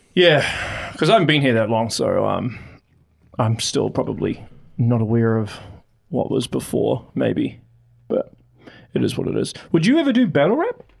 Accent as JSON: {"language": "English", "region": "Auckland", "country": "New Zealand", "moved": "as an adult", "said": "I'm originally from Auckland"}